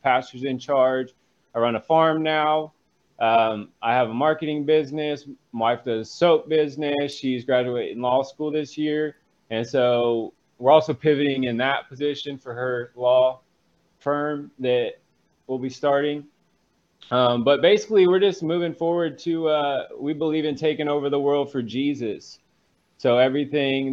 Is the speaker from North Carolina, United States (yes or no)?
no; Missouri, United States; moved away as an adult; now in Nicaragua; I'm from Missouri, came here on a mission trip